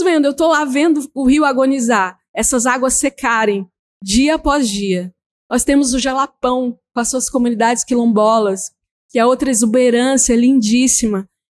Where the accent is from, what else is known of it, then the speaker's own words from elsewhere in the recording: Berohokã, Bananal Island, Tocantins, Brazil; eu venho do Berorocã, nós somos um povo da água